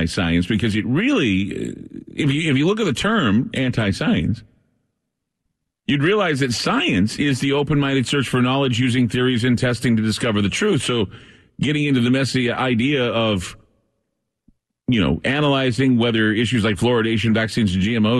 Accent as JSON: {"language": "English", "town": "Portland", "region": "Oregon", "country": "United States", "tie": "born or raised there", "said": "my hometown of Portland, Oregon"}